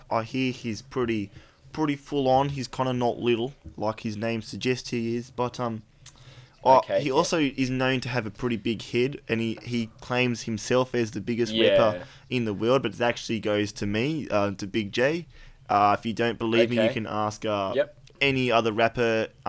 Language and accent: English; New Zealand; because I'm like a pretty stocky kind of built fella, being a Kiwi and all that.